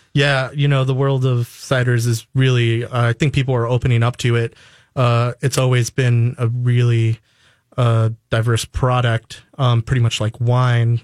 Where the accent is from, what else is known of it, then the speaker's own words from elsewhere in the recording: New York, United States; now in Minnesota, United States; originally, I'm from New York